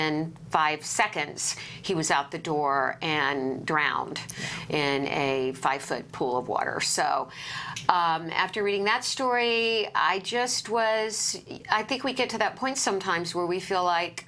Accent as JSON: {"language": "English", "region": "Virginia", "country": "United States", "tie": "born or raised there", "also_born_or_lived": "North Carolina", "said": "I was born in North Carolina, raised mostly in Virginia, but a lot of my family is still there."}